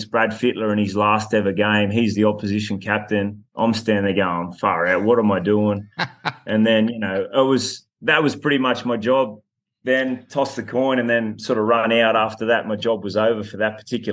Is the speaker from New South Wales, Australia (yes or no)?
yes; Dubbo, New South Wales, Australia; we actually had one of the games in my hometown in Dubbo at Apex Oval